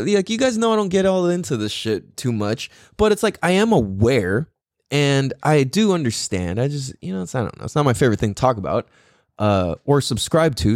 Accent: United States; I'm from America

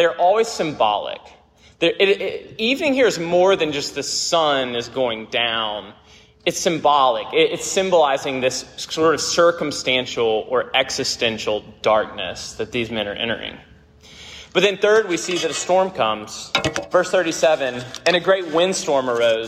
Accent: Memphis, Tennessee, United States; I grew up in Memphis, Tennessee

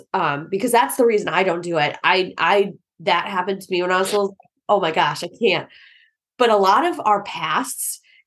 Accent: Texas, United States; my upbringing because I grew up in Texas

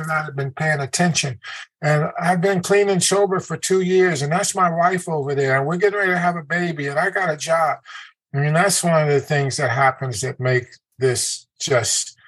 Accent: Chicago, Illinois, United States; also born or lived in Germany; I grew up in the Woodlawn district of Chicago, which is right in the heart of the South Side, in an all black neighborhood

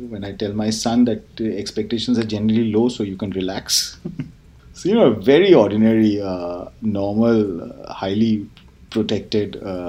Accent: Kolkata, West Bengal, India; just like one long, uneventful childhood of in a very exciting city.

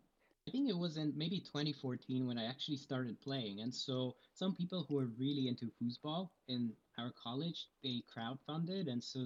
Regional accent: Moscow, Russia; now in Connecticut, United States; Yeah, I was born in Moscow. I'm originally from Russia.

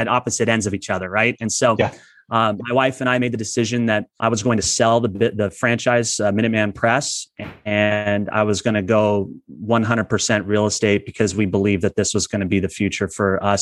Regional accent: Imperial Valley, Southern California, United States; I'm originally from Southern California. I grew up in a community called Imperial Valley, which is east of San Diego

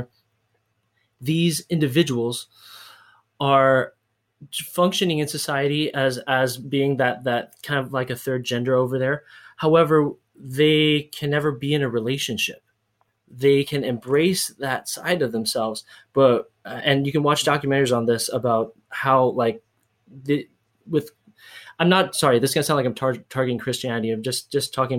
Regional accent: United States; moved away as an adult; now in Hawaii, United States; I'm Hawaiian, and I grew up in the mainland and I lived in Hawaii

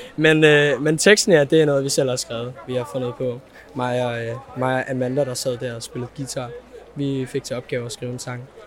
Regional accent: Copenhagen, Capital Region of Denmark, Denmark; jeg kommer fra Valby og er 17 år gammel

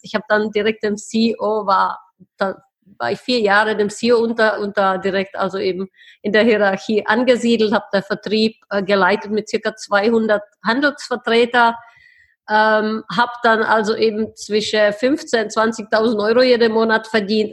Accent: Plzeň, Plzeň Region, Czechia; German is a second language; moved away as an adult; also born or lived in Heidelberg, Germany / Switzerland / Brussels, Belgium; now in Prague, Czech Republic; ich bin tatsächlich in Pilzen geboren ähm, ich bin mit 19 nach Deutschland ausgewandert

